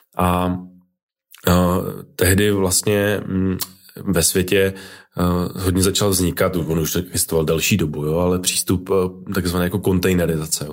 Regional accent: Brno, South Moravian Region, Czechia; also born or lived in Prague; já jsem z Brna

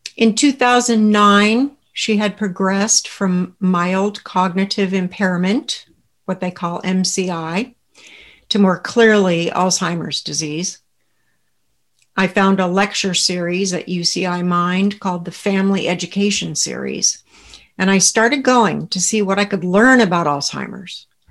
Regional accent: Southern California, United States; I grew up in Southern California in a very close family with two brothers

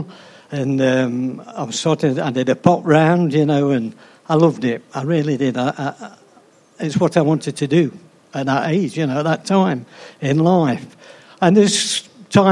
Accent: Arnold, East Midlands, United Kingdom; also born or lived in Beeston; I was born in Arnold.

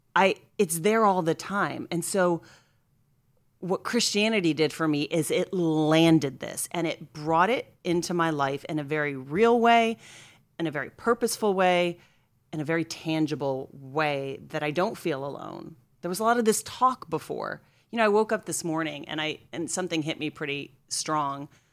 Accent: Scranton, Pennsylvania, United States; I grew up in Scranton, Pennsylvania, outside of Scranton

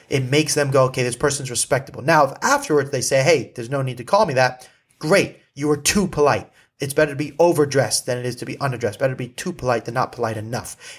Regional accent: Malibu, California, United States; I grew up in Malibu

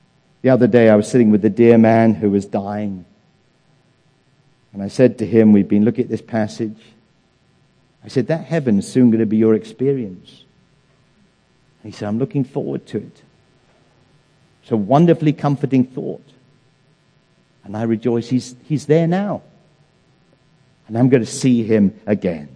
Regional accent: England, United Kingdom; moved away; In England, my home country

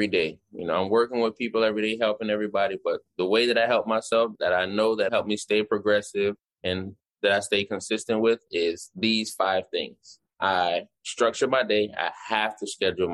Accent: Jamaica; I'm a Jamaican.

